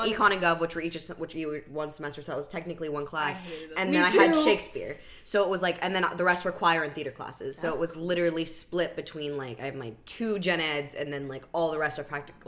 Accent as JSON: {"language": "English", "region": "California", "country": "United States", "said": "Can you tell we're from California?"}